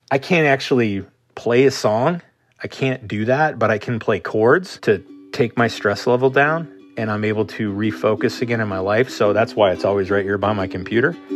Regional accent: Marquette, Michigan, United States; moved away as an adult; I am from Marquette, Michigan, originally in the Upper Peninsula of Michigan. Absolutely gorgeous place to grow up.

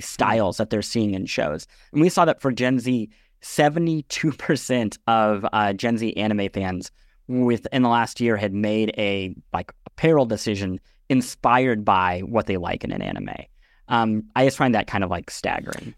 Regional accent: Midwest, United States; I grew up in the Midwest

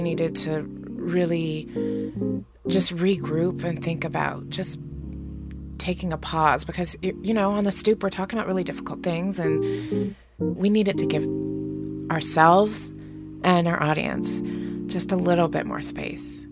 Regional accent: Las Vegas, Nevada, United States; I grew up in Las Vegas

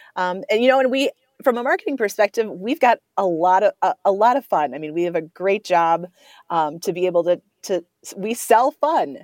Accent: Coon Rapids, Minnesota, United States; also born or lived in River Falls, Wisconsin; I grew up in the North Metro. I, I grew up, I went to high school at Coon Rapids, uh, just north of the metro here

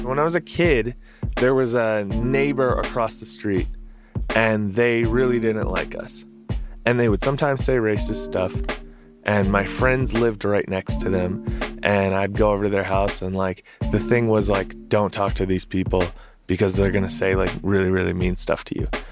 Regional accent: Minneapolis, Minnesota, United States; I'm from South Minneapolis

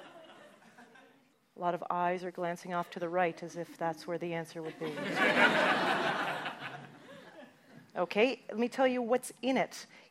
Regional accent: Canada; as a Canadian

